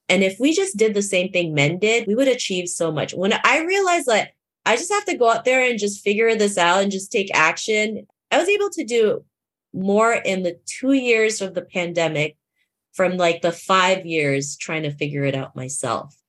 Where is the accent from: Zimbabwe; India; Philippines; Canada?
Canada; Toronto, Ontario; I grew up in Toronto, Canada